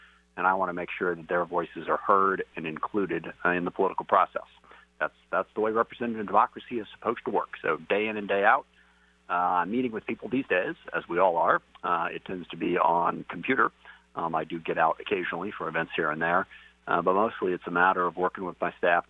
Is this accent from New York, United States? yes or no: no; SeaTac, Washington, United States; also born or lived in Kent / Tacoma / Bellevue; I grew up in SeaTac, actually, so South King County, the 9th District.